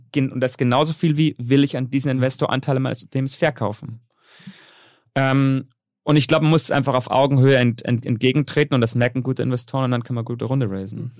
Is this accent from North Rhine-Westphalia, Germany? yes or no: no; Bavaria, Germany; moved away as an adult; also born or lived in Netherlands / Colombia; ich bin allerdings ähm, in Deutschland aufgewachsen, kleinen Dorf in kleinen Dorf in Bayern.